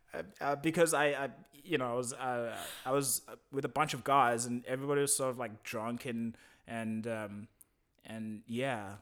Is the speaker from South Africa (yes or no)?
yes; South Africa; moved away as an adult; now in Berlin, Germany; I'm from Africa, South Africa, and, uh, I've been living in Berlin for quite a while